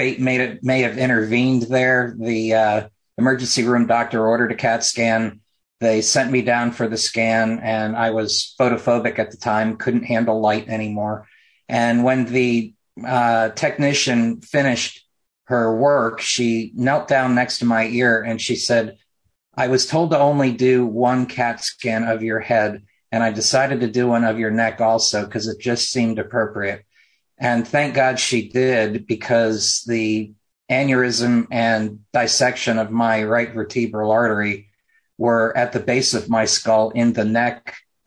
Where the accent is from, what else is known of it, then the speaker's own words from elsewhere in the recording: Mooresville, North Carolina, United States; from Mooresville, my hometown